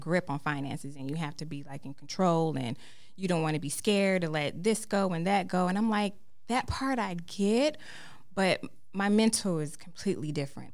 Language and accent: English; Fayetteville, North Carolina, United States; moved away as an adult; now in Charlotte, United States; from Fayetteville, North Carolina